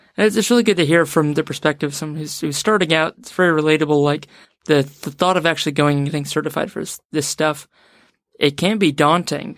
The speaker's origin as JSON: {"language": "English", "country": "New Zealand"}